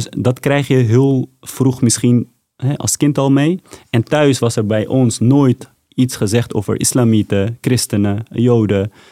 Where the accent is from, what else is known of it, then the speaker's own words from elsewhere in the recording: Afghanistan; now in Netherlands; En ik zei meteen, ik kom uit Afghanistan. Maar waar uit Afghanistan? Ik zei, dat is niet belangrijk. Ik kom uit Afghanistan.